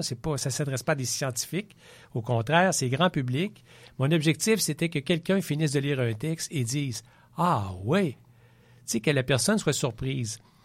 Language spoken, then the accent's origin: French; Quebec City, Quebec, Canada; Je suis né à Québec